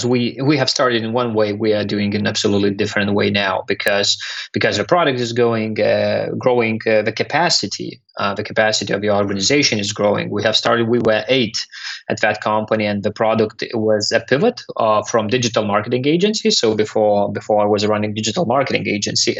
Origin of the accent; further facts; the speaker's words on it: Lithuania; also born or lived in London; I'm from Lithuania, currently living partially in Lithuania in London